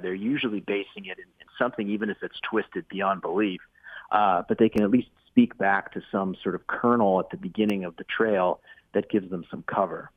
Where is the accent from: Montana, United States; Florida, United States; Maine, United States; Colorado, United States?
Maine, United States; in my hometown here, or at least uh, across the across the way in the next town over, up in up in I'm in Maine